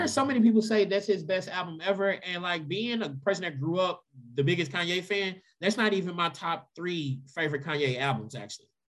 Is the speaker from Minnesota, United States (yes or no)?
no; Louisville, Kentucky, United States; growing up in Louisville